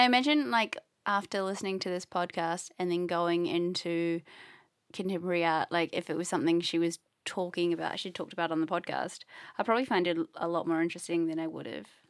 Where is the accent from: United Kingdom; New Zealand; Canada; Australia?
New Zealand; I'm from New Zealand